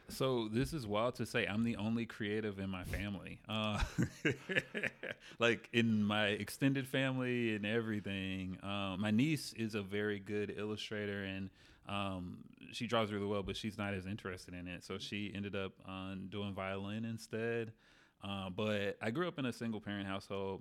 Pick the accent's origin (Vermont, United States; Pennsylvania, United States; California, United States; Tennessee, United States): Tennessee, United States; Memphis; moved away as an adult; also born or lived in New Orleans; I'm from Memphis